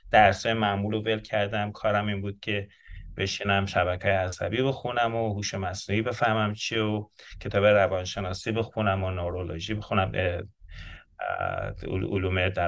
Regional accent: Shahi, Mazandaran, Iran; moved away; من تو شهر شاهی در مازندران به دنیا آمدم متولد 1355 هستم بچگیم با سنگ مرمر, بازی و گردو بازی تو کوچه های شمال شروع شد

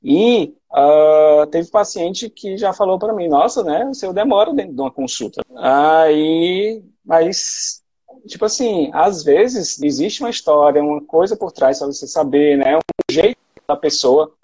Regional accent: Sobral, Ceará, Brazil; moved away as an adult; also born or lived in Ribeirão Preto, São Paulo; now in Fortaleza, Brazil; eu fiz faculdade né, de medicina lá na UFC de Sobral, né, que era a minha cidade natal

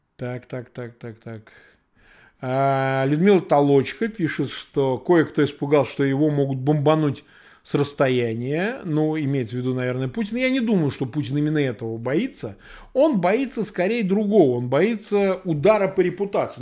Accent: Samara, Samara Oblast, Russia; moved away; я вырос просто в Самаре

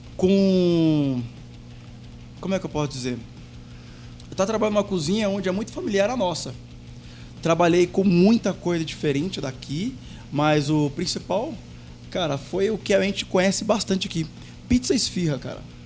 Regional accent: Brazil; moved away as an adult; eu saí do Brasil para trabalhar numa pizzaria brasileira

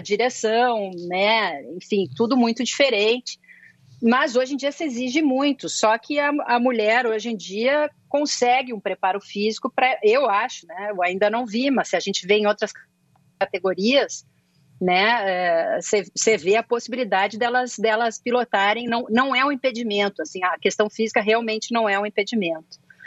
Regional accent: Porto Alegre, Rio Grande do Sul, Brazil; accent: gauchês; moved away; eu posso falar bastante meu gauchês aqui

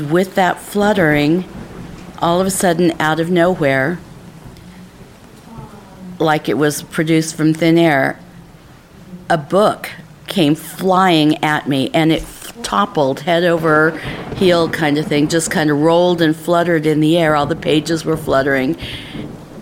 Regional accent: Martinez, California, United States; I'm from Martinez, California.

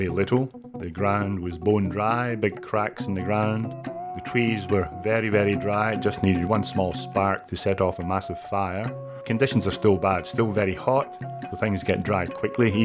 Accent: Scotland, United Kingdom; moved away as an adult; also born or lived in Canada; now in Australia; I'm from Scotland. I was there until I was 24 years old, and then went to Canada.

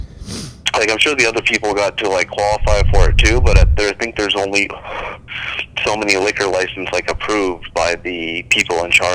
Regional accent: Benson, United States; We're from Benson. We've watched a million people try to own a bar

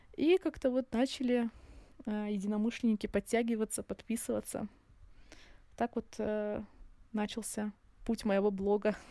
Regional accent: a small town near Surgut, Khanty-Mansi Autonomous Okrug, Russia; moved away as an adult; also born or lived in Izberbash, Dagestan / Moscow; now in Makhachkala, Russia; я родилась в Сбербаше и жила здесь не так долго, ходила в садик. Ну, ходила в садик я в селе, у бабули. И мои родители переехали на север. Э, это город рядом с Сургутом, такой небольшой

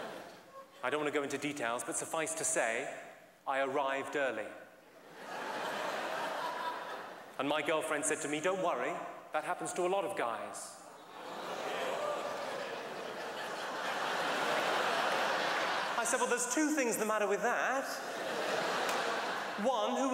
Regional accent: England, United Kingdom; I'm from England.

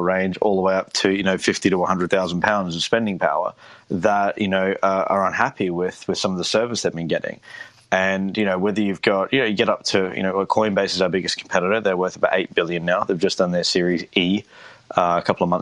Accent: Australia; moved away as an adult; now in United Kingdom; I'm originally from Australia. I moved to the United Kingdom in 2010

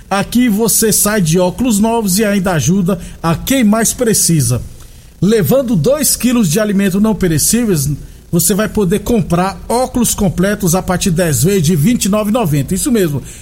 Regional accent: Santa Helena, Brazil; Lá de Santa Helena, nós crescemos junto lá em Santa Helena

